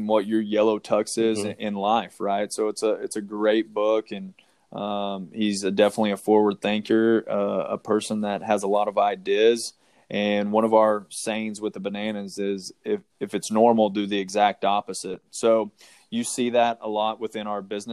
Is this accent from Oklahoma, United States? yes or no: yes; Oklahoma, United States; now in Arizona, United States; I'm originally from Oklahoma. I grew up on a ranch